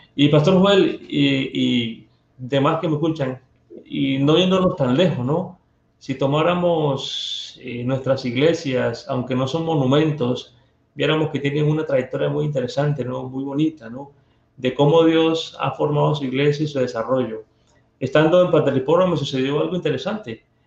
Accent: Barranquilla, Atlántico, Colombia; accent: costeño; Me llevó a parte de mi tierra. Allá en Barranquilla

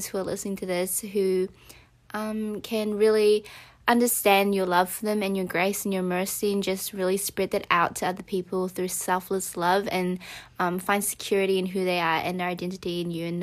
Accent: New Zealand; we're from New Zealand.

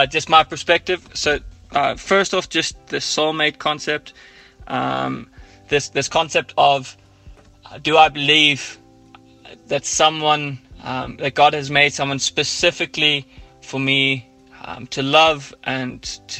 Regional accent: Ireland; accent: Irish; now in Johannesburg, South Africa; my Irish accent

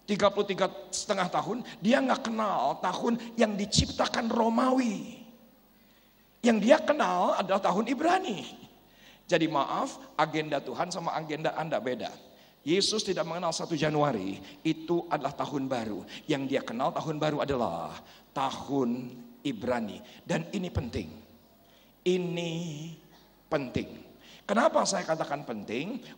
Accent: West Java, Indonesia; Ya, panggil saya Kang karena saya asli orang Sunda.

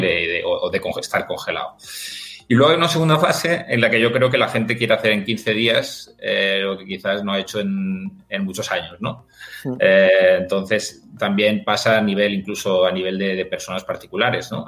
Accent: Mallorca, Balearic Islands, Spain; Yo soy de Mallorca

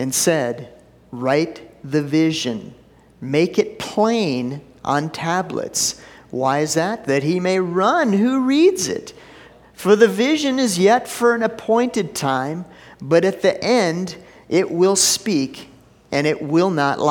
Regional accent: Minneapolis, Minnesota, United States; moved away; I grew up in Minneapolis. When I was a kid, every summer, it was on a Wednesday night, we'd go down and watch the Aquitennial Parade

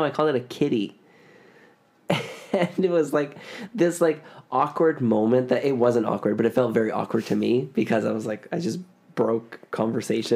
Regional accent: Ontario, Canada; accent: Canadian, Ontario; moved away; my Canadian accent has never left me. And my Eastern Canada accent, well, not Eastern because like not Newfoundland, but like Ontario, I get clocked all the time by people back home

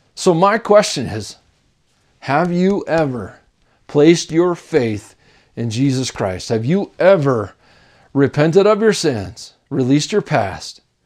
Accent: Tennessee, United States; accent: Southern; When I was a kid, I grew up in Tennessee, and that's why I sound Southern a lot

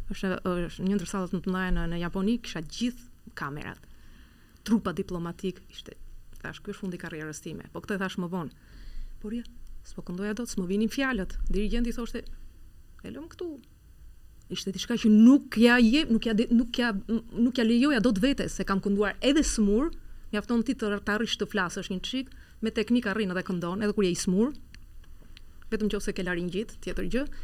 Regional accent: Albania; moved away; edhe unë po prezantosha si shqiptare.

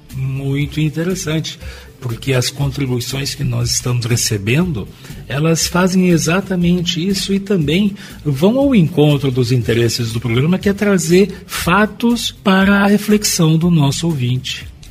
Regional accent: Brazil; nós somos nascidos no Brasil

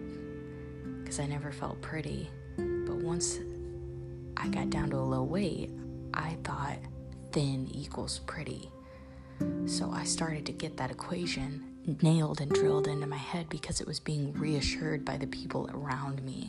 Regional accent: Central Illinois, United States; I'm from Central Illinois. My dad's been the head football coach here for 30 years

